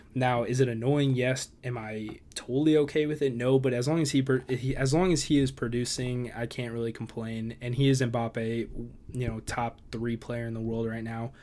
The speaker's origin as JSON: {"language": "English", "town": "Chicago", "region": "Illinois", "country": "United States", "tie": "born or raised there", "said": "my hometown team, the Chicago Fire."}